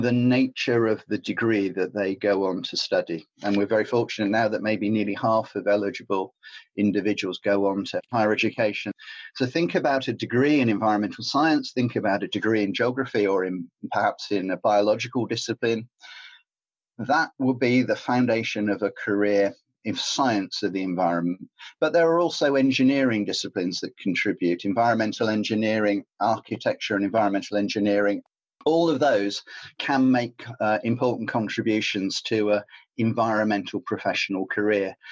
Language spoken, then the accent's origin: English; Cornwall, South West England, United Kingdom; I grew up in Cornwall